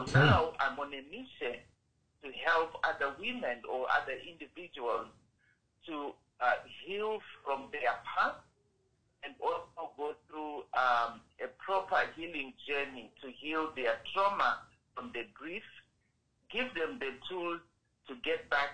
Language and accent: English; Zimbabwe; now in Canada; I'm originally from Zimbabwe, but now I'm residing in Canada